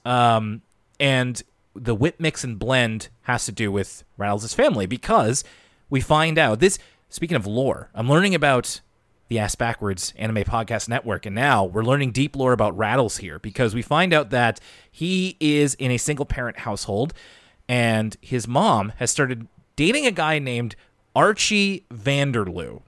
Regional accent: Canada; I'm Canadian

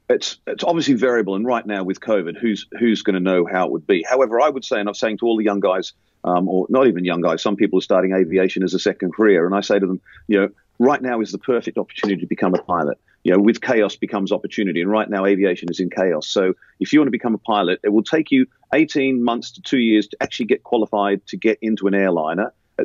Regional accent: Australia; moved away as an adult; now in United Kingdom; But I remember I came from Australia to the UK in 1990, and I had to sit those exams again.

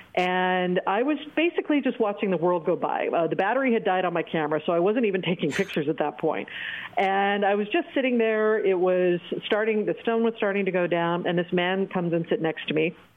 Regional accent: Oregon, United States; moved away as an adult; also born or lived in Los Angeles; now in Bangkok, Thailand; my home state of Oregon

